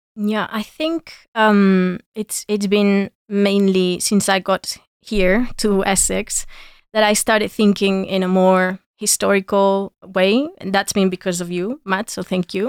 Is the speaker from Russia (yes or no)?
no; Granada, Andalusia, Spain; my hometown in Granada